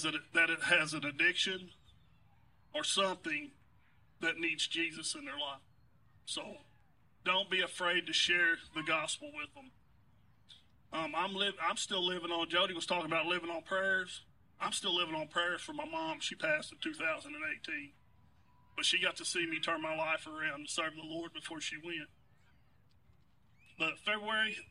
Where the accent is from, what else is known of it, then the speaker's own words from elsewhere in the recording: Muskogee, Oklahoma, United States; We're both from Muskogee, Oklahoma